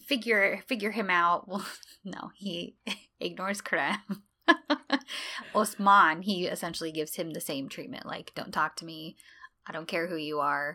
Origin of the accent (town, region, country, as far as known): United States